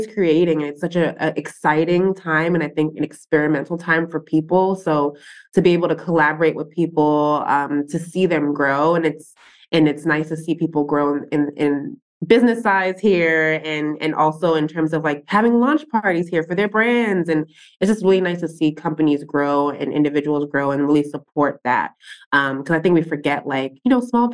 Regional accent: New York City, New York, United States; I'm born and raised in Brooklyn

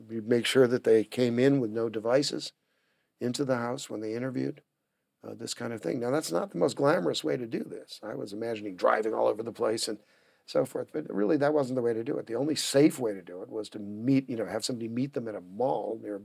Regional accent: United States; I'm an American. I'm also a British citizen.

